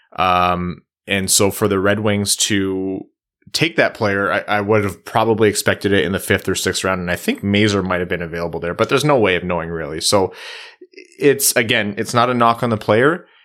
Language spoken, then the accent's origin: English; Windsor, Ontario, Canada; out of Windsor, uh, in the O H L, my hometown